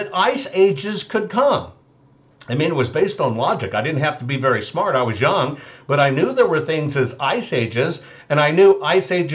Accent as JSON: {"language": "English", "region": "Arkansas", "country": "United States", "tie": "born or raised there", "said": "growing up in Arkansas and being in my grandmother's house"}